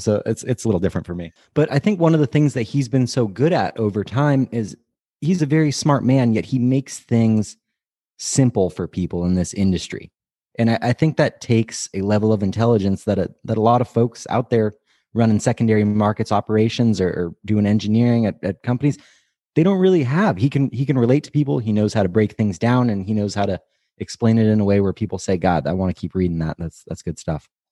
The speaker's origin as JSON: {"language": "English", "area": "Bay Area", "region": "California", "country": "United States", "tie": "born or raised there", "said": "I grew up in the Bay Area"}